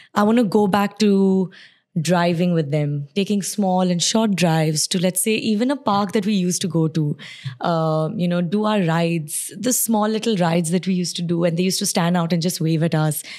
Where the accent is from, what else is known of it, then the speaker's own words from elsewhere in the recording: Sharjah, United Arab Emirates; also born or lived in Surat, India / Bahrain; now in Dubai, United Arab Emirates; it's Sharjah because I grew up in Sharjah. I stayed in Sharjah, but my school, college, work, everything was in Dubai